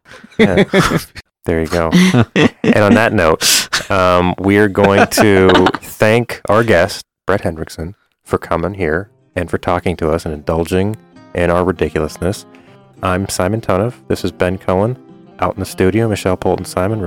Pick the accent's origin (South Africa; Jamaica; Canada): Canada; moved away; I am from Canada